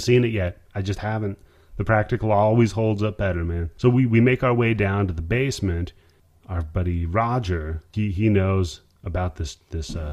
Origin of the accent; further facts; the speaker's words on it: Washington, Oregon area, Pacific Northwest, United States; I grew up in the Pacific Northwest, Washington, Oregon area